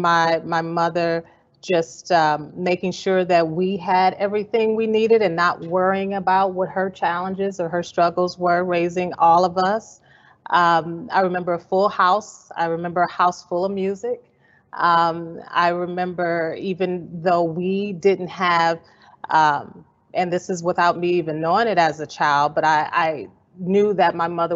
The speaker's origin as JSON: {"language": "English", "town": "Evanston", "region": "Illinois", "country": "United States", "tie": "born or raised there", "said": "I grew up in Evanston, Illinois."}